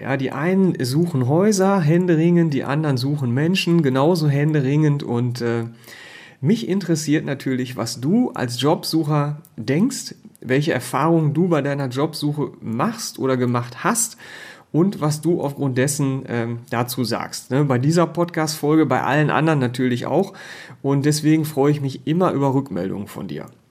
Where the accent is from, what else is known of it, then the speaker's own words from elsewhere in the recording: North Rhine-Westphalia, Germany; als Ostwestfale